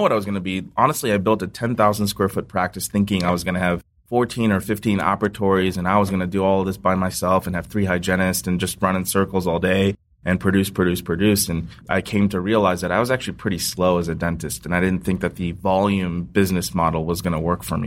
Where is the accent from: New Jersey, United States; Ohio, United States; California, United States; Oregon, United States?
Ohio, United States; I was born in Ohio, raised in Ohio